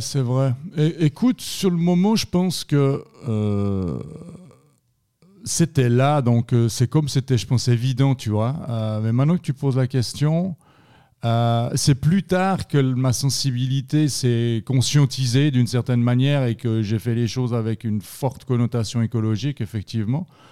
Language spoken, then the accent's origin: French; Yverdon-les-Bains, Vaud, Switzerland; moved away as an adult; also born or lived in Estavayer-le-Lac; now in Fribourg, Switzerland; je viens de la région d'Yverdon, dans le canton de Vaud